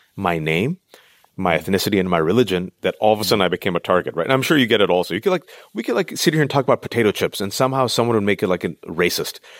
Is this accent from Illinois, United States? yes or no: no; Bay Area, California, United States; I'm in California, born and raised in the Bay Area, Tupac-Asani immigrant parents